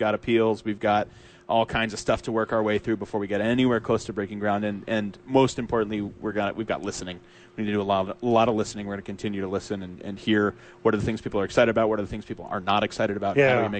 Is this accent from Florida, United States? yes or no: yes; South Florida, United States; also born or lived in West Virginia; now in New Mexico, United States; I grew up in South Florida. I was a Miami fan